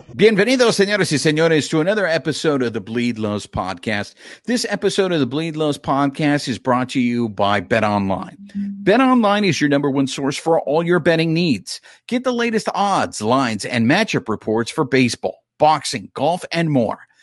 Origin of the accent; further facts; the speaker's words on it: Los Angeles, California, United States; We're from Los Angeles.